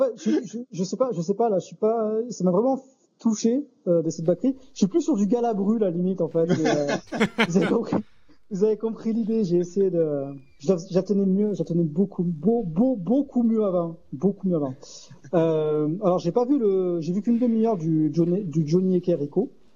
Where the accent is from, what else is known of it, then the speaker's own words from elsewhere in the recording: Arles, Provence-Alpes-Côte d'Azur, France; je suis d'Arles. Voilà, on a grandi avec les, avec les éditos de Thierry Muratel